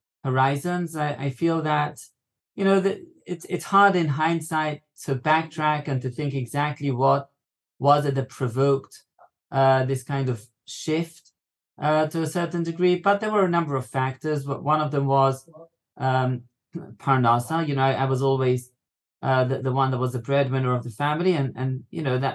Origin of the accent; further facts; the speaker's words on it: London, United Kingdom; moved away as an adult; now in Israel; I grew up in London in a community in Hendon. Hendon is a part of Northwest London